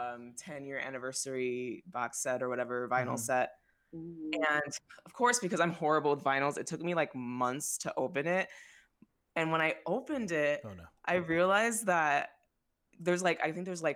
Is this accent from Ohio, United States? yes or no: yes; Toledo, Ohio, United States; my hometown of Toledo, Ohio.